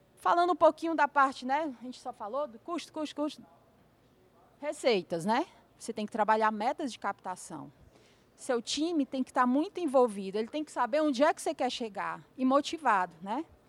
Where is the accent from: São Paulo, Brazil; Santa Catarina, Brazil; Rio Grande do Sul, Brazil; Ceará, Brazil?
Ceará, Brazil; Fortaleza; Lá na minha terra, né, Fortaleza